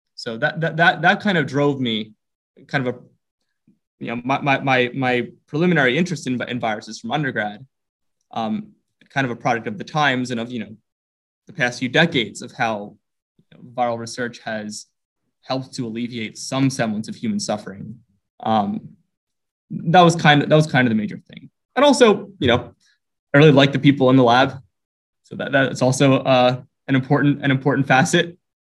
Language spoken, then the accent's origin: English; Philadelphia, Pennsylvania, United States; I was born and raised in Philadelphia um, in a neighborhood there called Roxborough